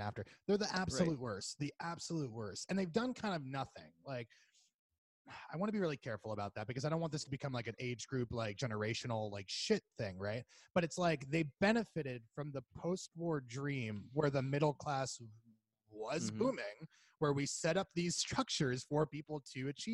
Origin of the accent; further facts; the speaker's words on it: Florida, United States; moved away; we're both from Florida.